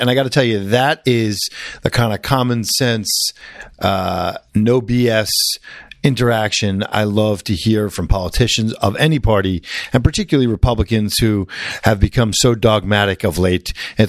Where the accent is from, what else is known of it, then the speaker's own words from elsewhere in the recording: Long Island, New York, United States; Originally from Long Island, but of Brooklyn right. stock.